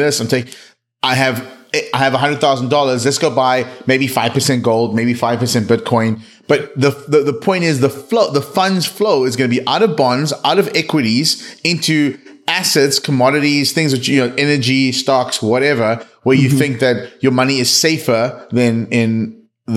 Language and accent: English; South Africa; I grew up in South Africa